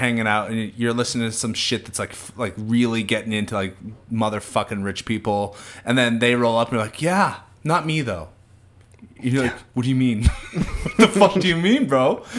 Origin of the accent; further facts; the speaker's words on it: Northeast, United States; growing up in the Northeast, too, around a lot of different folks